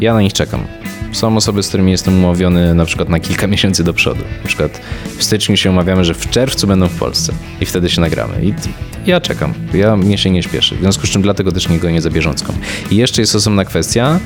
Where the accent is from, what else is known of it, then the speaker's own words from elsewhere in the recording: Łódź, Łódź Voivodeship, Poland; moved away; also born or lived in Warsaw; nie jestem z Warszawy, z jakiejś rodziny dyplomatów czy nie wiadomo kogo i ja ten świat poznawałem stopniowo, wyjeżdżając właśnie najpierw z Łodzi do, do Warszawy